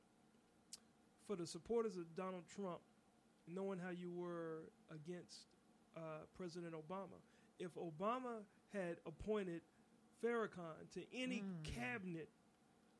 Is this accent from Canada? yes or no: no; United States; I was born here